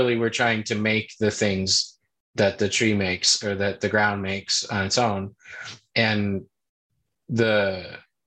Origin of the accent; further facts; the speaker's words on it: Chicago, Illinois, United States; moved away; I'm from Chicago originally